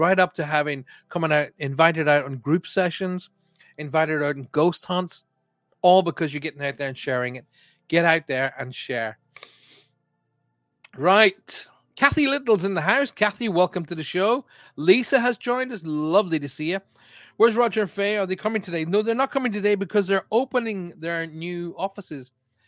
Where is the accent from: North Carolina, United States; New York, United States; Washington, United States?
New York, United States; Long Island; Paul, I'm from Long Island, New York.